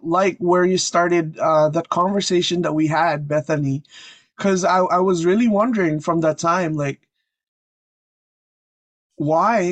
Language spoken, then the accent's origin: English; Canada; I'm from Canada